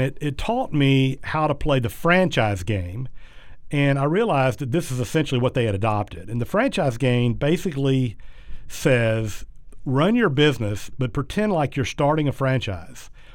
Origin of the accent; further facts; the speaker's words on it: South Georgia, United States; when I was really young, growing up in South Georgia